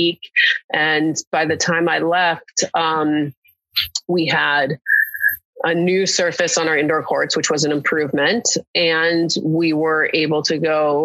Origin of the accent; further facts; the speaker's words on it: West Coast, United States; also born or lived in Williamstown, Massachusetts; now in Los Angeles, United States; And I'm from the West Coast originally.